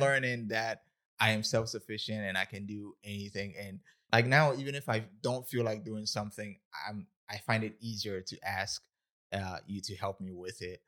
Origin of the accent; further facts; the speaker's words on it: Ghana; moved away as an adult; now in United States; I was born and raised in Ghana, West Africa, October thirty-first, nineteen ninety-six